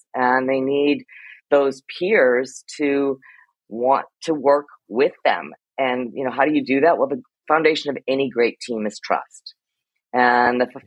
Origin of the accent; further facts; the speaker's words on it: Ohio, United States; moved away as an adult; also born or lived in Iowa / New Zealand / New York; I'm a Midwestern girl by heart. I was born in Iowa, grew up in Ohio